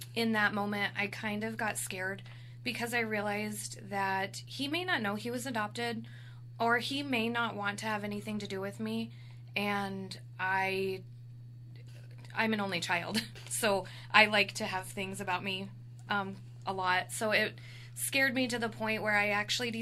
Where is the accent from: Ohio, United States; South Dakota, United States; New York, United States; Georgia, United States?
South Dakota, United States; also born or lived in Custer, South Dakota / Hot Springs, South Dakota; I actually grew up in South Dakota. Predominantly, I was born in Custer. And then later, we ended up moving to Hot Springs